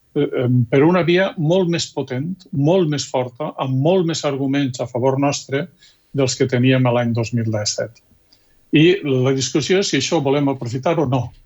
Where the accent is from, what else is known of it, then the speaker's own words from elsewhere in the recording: Valencian Community, Spain; jo sóc català de, de Vetera